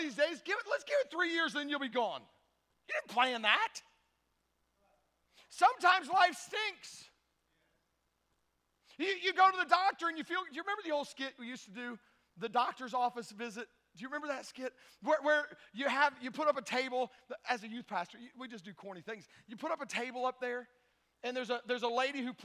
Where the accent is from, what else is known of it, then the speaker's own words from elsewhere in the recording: Tennessee, United States; I'm from Tennessee